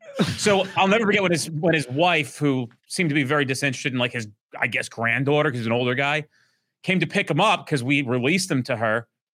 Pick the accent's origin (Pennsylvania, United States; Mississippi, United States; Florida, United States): Florida, United States; Orlando; I'm from Orlando, Florida.